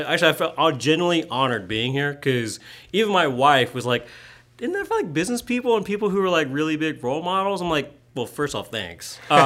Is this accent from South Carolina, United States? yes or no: yes; Greenville, South Carolina, United States; So I am born and raised in Greenville. I'm a first generation from Vietnamese immigrants.